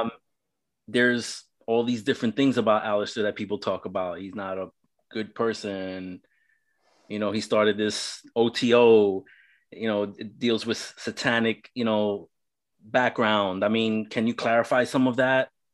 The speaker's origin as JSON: {"language": "English", "town": "New York City", "region": "New York", "country": "United States", "tie": "born or raised there", "moved": "yes", "lives_now": "Central Florida, United States", "said": "I'm originally from New York City. Um, I grew up in the ghettos of New York City"}